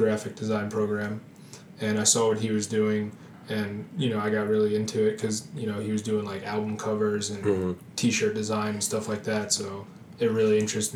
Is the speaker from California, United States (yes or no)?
no; New Jersey, United States; also born or lived in Hoboken, New Jersey; Born and raised in New Jersey